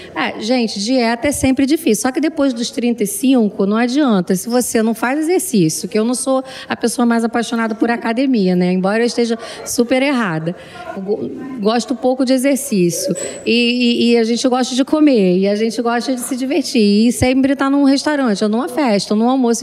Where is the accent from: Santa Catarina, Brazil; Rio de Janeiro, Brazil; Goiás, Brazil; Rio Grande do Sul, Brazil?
Rio de Janeiro, Brazil; moved away; also born or lived in Fortaleza / São Paulo / Portugal; Fui criada no Rio de Janeiro, sou nascida em Fortaleza, criada no Rio de Janeiro e agora em São Paulo